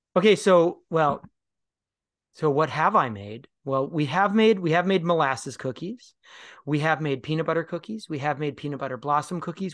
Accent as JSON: {"language": "English", "region": "Minnesota", "country": "United States", "also_born_or_lived": "Pennsylvania", "moved": "yes", "said": "a Minnesotan expatriate"}